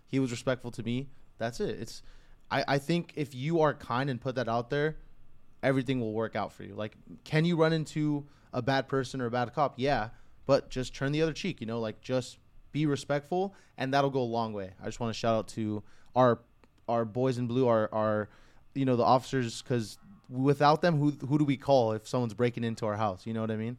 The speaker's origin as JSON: {"language": "English", "region": "California", "country": "United States", "tie": "born or raised there", "said": "I was fortunate enough to be born here"}